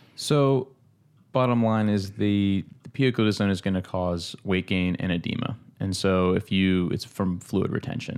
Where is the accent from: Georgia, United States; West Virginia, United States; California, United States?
Georgia, United States; moved away as an adult; now in Charleston, United States; back in, um, in Georgia, back in my hometown